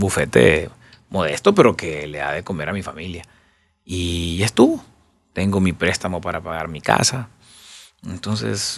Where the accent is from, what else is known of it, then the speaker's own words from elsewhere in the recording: Honduras; no me voy a ir de Honduras, yo soy hondureño. Aquí nací, aquí me quiero morir